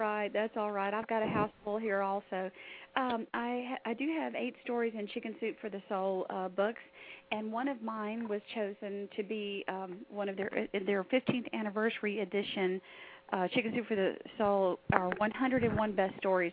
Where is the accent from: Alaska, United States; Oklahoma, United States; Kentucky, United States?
Alaska, United States; I was born in Alaska